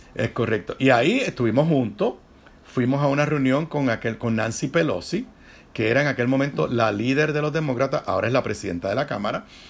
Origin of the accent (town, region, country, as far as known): Puerto Rico